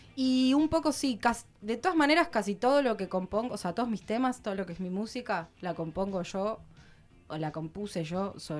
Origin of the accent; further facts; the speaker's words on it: Mar del Plata, Buenos Aires Province, Argentina; moved away as an adult; now in Lago Puelo, Argentina; soy de Mar del Plata.